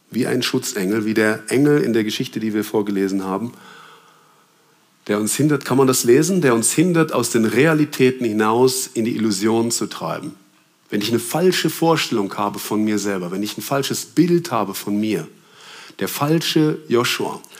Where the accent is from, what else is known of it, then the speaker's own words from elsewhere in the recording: Germany; also ich bin in Deutschland aufgewachsen, sechs ist da die schlechteste Note.